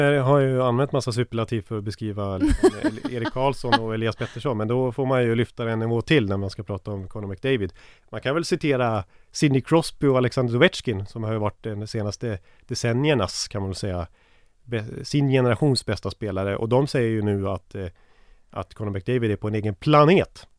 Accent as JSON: {"language": "Swedish", "country": "Sweden"}